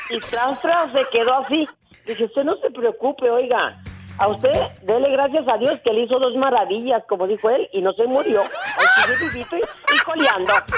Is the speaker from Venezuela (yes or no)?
no; Villa Guerrero, Jalisco, Mexico; moved away; Hay un, un personaje muy conocido ahí en mi pueblo